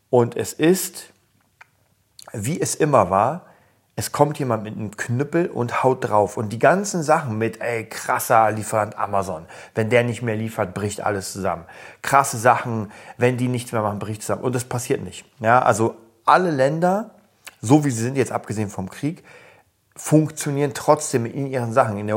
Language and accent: German; Berlin, Germany; ich komme aus Kreuzberg und ich weiß, wie es damals war.